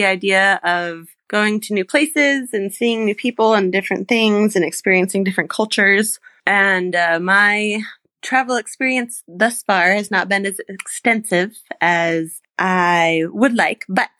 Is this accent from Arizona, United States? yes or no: no; California, United States; I'm from California